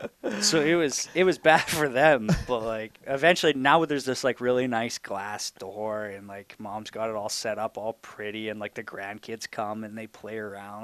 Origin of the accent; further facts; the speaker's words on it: Imperial, United States; growing up in Imperial, you knew if you wanted to play, you're going to have